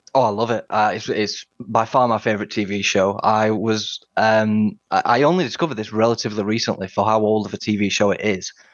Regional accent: Sheffield, Yorkshire and the Humber, United Kingdom; also born or lived in Washington, D.C.; I'm from Sheffield in the north of England

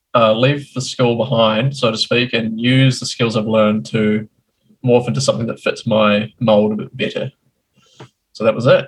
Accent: New Zealand; also born or lived in Christchurch; I'm from New Zealand, born and bred

